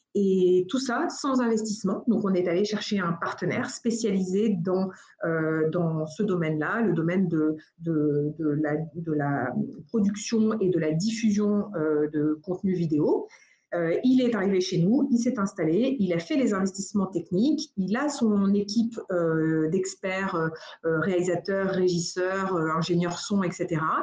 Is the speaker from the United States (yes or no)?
yes; United States; now in France; j'ai grandi aux États-Unis. Alors je dis souvent, euh, je suis française de nationalité américaine de cœur